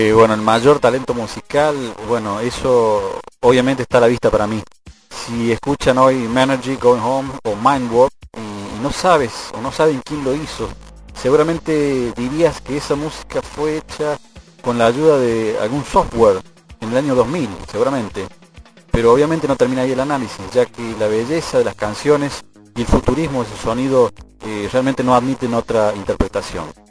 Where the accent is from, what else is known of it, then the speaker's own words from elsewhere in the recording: Argentina; Desde Argentina